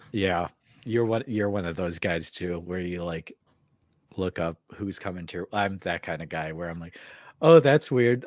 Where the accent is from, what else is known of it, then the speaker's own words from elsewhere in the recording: Midwest, United States; being a Midwesterner myself